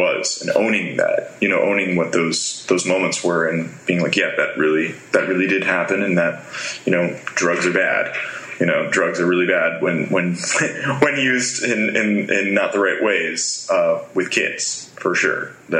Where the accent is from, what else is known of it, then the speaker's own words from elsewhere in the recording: New Jersey, United States; I grew up in South New Jersey. So I have a very neutral accent now from singing mostly and traveling the world, that I don't really talk like I'm from Philadelphia.